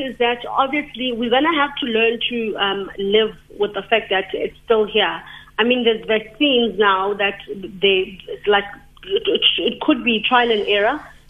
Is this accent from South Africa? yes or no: yes; East London, Eastern Cape, South Africa; moved away; so I'm originally from East London.